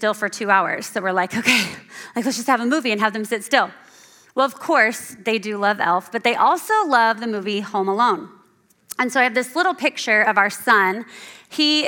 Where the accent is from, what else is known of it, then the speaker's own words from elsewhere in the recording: Central Indiana, United States; moved away as an adult; now in Hudsonville, United States; I'm from Central Indiana, and about a year ago, our family moved to Hudsonville